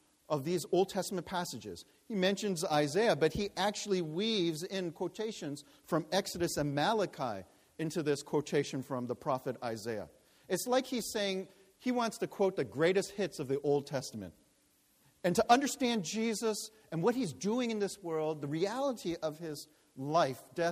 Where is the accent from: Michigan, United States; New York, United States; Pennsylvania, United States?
New York, United States; I was born in New York